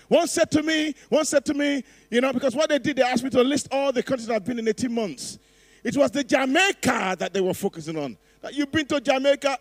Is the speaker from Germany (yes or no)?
no; Nigeria; I'm Nigerian